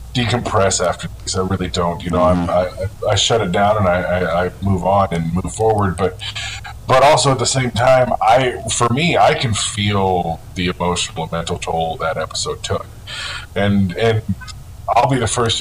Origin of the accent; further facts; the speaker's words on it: Alaska, United States; I'm from Alaska